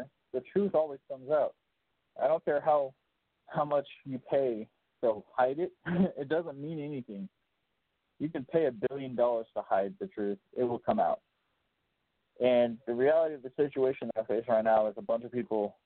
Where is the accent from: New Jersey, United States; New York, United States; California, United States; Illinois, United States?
Illinois, United States; Chicago; I'm from Chicago